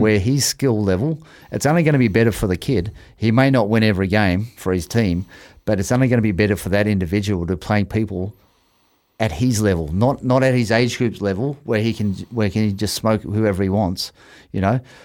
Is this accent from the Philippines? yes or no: no; Australia; now in Auckland, New Zealand; I was fifty-five kilos playing first fifteen in Australia